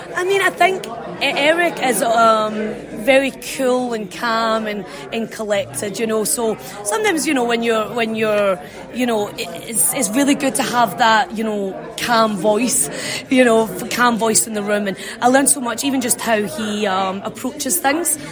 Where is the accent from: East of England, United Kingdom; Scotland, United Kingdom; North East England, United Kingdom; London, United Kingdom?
Scotland, United Kingdom; moved away as an adult; now in Florida, United States; I'm from Scotland